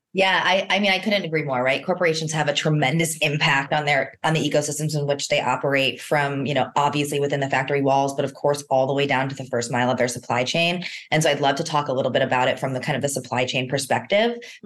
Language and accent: English; East Coast, United States; moved away; although I'm originally from the East Coast, I'm definitely a West Coaster at heart